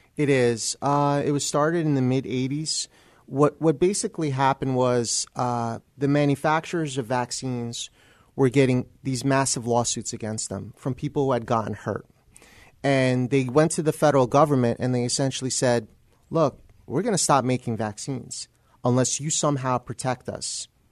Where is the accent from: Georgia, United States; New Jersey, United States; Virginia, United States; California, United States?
New Jersey, United States; moved away as an adult; also born or lived in Texas / San Antonio; I'm originally from New Jersey